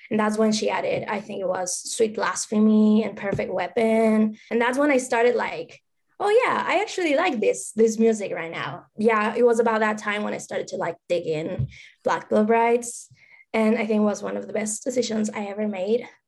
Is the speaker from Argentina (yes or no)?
yes; Argentina; English is a second language; now in Los Angeles, United States; First of all, I'm sorry for my accent. English is my second language. Maybe you saw me on Twitter, and I'm actually from Argentina, but I live in the States right now in LA, California, sunny California.